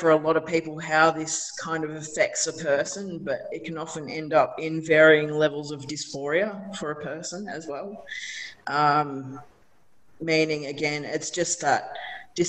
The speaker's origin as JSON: {"language": "English", "town": "Ballarat", "region": "Victoria", "country": "Australia", "tie": "born or raised there", "said": "I grew up in Ballarat as well."}